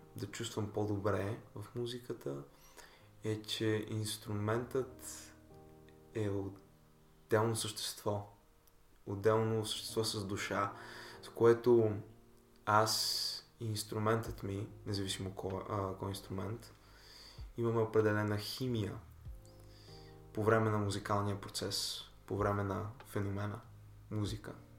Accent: Bulgaria; аз съм си българин

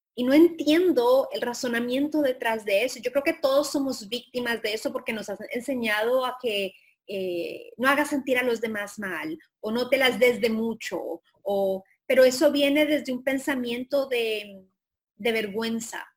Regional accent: Colombia; moved away; Colombia, de donde yo soy

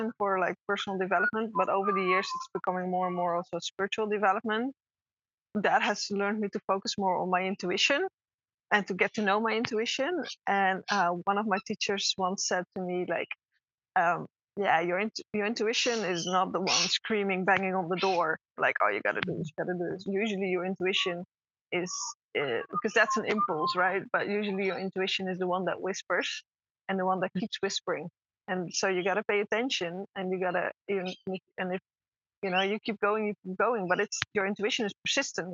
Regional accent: Netherlands; moved away as an adult; I'm originally from the Netherlands

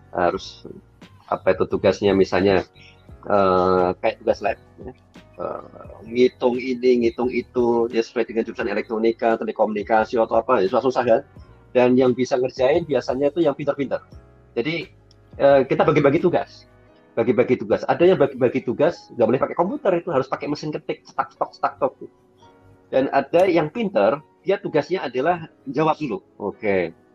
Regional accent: Bojonegoro, East Java, Indonesia; moved away as an adult; also born or lived in Bandung; aku tuh dari Bojonegoro. Bojonegoro itu Jawa Timur. Kemudian tinggalnya itu masih di, di, di desa, namanya desa Kenap.

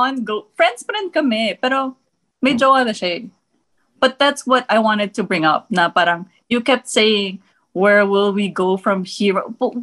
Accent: Germany; also born or lived in Thailand / United States; I was born in the US and then I grew up in Germany and Thailand.

